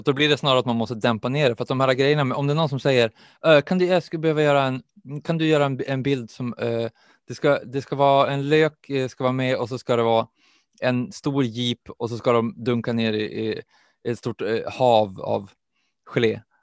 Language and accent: Swedish; Umeå, Västerbotten County, Sweden; jag är också uppvuxen i Umeå